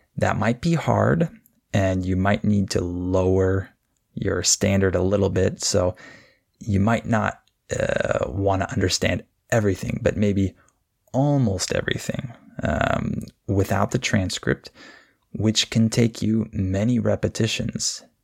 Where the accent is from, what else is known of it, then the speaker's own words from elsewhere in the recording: California, United States; I'm from California. This is where I was born and raised